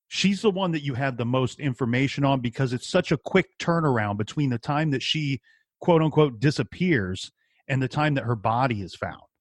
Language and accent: English; Columbus, Ohio, United States; I'm from Columbus, Ohio